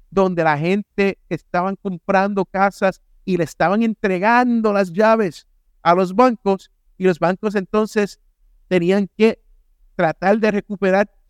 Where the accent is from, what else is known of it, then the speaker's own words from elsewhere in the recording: United States; born there; en el sitio donde yo nací, en Carolina del Sur o en Carolina del Norte, todavía están por 250 mil, la misma casa.